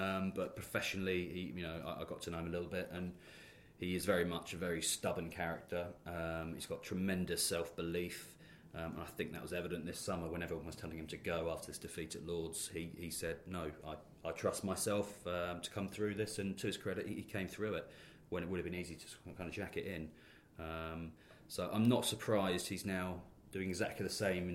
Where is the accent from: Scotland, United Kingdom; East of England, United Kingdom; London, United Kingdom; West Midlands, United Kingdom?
East of England, United Kingdom; Chelmsford; we won't say we're both from Chelmsford, but we are